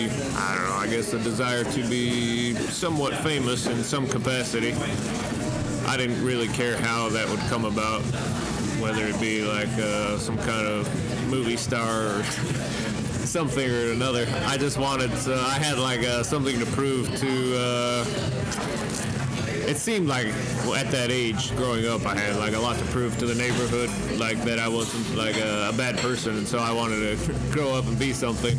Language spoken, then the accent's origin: English; Salt Lake City, Utah, United States; moved away as an adult; now in Los Angeles, United States; I grew up in Salt Lake City, Utah, and then became a bike racer, traveled all around, and currently live in Los Angeles.